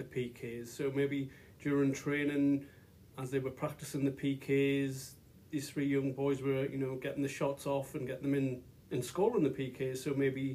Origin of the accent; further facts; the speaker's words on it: Newcastle upon Tyne, North East England, United Kingdom; accent: Geordie; moved away; You may hear some kind of accent. I'm from England, Newcastle to be exact, a Geordie